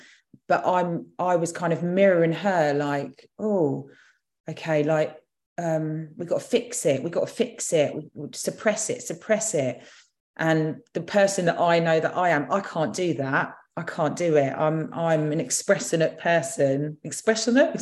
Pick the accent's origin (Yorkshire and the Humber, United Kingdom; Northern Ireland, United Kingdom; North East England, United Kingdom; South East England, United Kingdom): South East England, United Kingdom; Surrey; also born or lived in London; I was in reception in Roehampton and then came back here when I was six. I felt that, so we came back to Surrey in a little village.